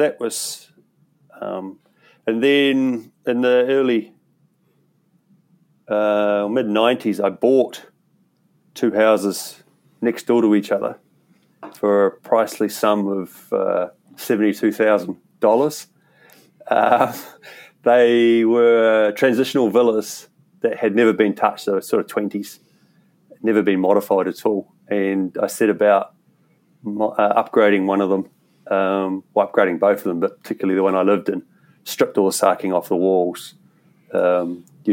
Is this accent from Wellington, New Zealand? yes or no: yes; Masterton, Wellington, New Zealand; also born or lived in Rangiora, Canterbury, New Zealand / United Kingdom; now in Canterbury, New Zealand; I was born here in Canterbury and Rangiora, but quite a young age we went up to the Wairarapa. And eventually we relocated an 1860s two-story home and put it on a section just outside of Masterton.